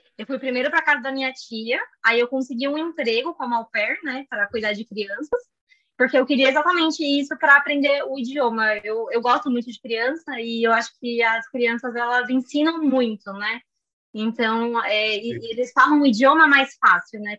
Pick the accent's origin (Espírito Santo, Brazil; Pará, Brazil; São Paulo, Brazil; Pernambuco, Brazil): São Paulo, Brazil; also born or lived in Germany; morei minha vida inteira em São Paulo, ainda moro